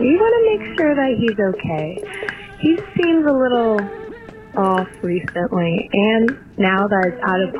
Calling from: Chicago, Illinois, United States; I'm calling from Chicago.

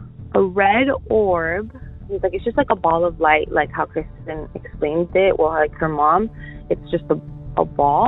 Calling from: Miami, Florida, United States; I'm calling from Miami, Florida.

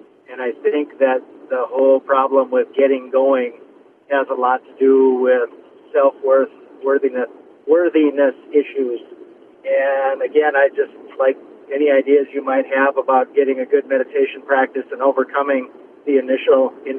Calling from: Duluth, Minnesota, United States; I'm calling from a flop house in Duluth. Not really, but I'm calling from Duluth near a flop house.

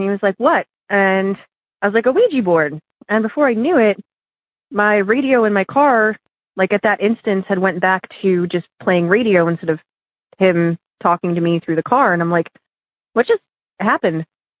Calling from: Oberlin, Ohio, United States; I'm calling from Oberlin, Ohio.

